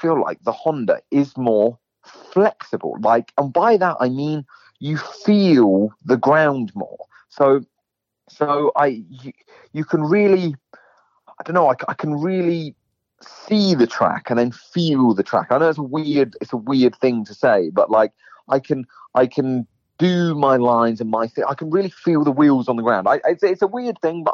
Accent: England, United Kingdom; also born or lived in California; now in Florida, United States; I'm an English rider

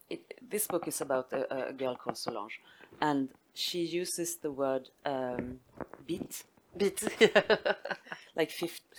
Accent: Robertsfors, Västerbotten County, Sweden; English is a second language; I, I, um, I come from Robertsfors, where I had this wonderful um, French teacher

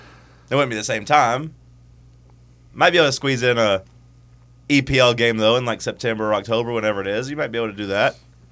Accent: the South, United States; accent: southern; I could tell you're from the South a little bit. Like, so people say I have a little bit of an accent.

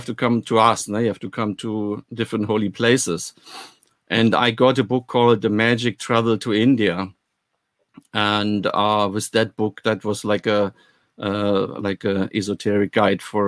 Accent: Germany; moved away; also born or lived in West Berlin; I'm coming actually from the East

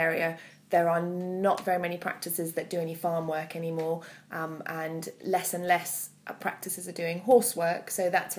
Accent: Malmö, Skåne, Sweden; English is a second language; also born or lived in Canada; now in United Kingdom; Yes, that's right, I'm from Malmö in Sweden.

